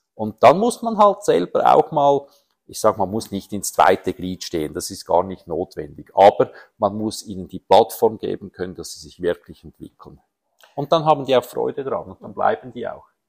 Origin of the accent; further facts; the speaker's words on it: Horgen, Zurich, Switzerland; Ich bin in Horgen aufgewachsen